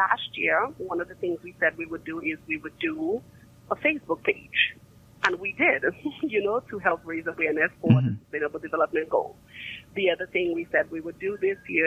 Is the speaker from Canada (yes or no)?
no; Dominica; I'm from Dominica